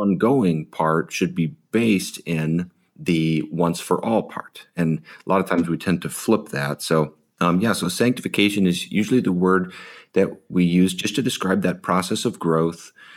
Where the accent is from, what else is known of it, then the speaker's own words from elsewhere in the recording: Chicago, Illinois, United States; also born or lived in Sierra Madre, California; now in Ojai, United States; I grew up in the Chicago suburbs